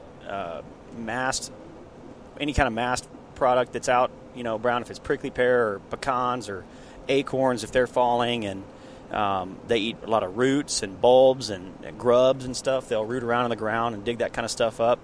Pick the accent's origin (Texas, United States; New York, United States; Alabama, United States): Texas, United States; there's just something fun about being a Texan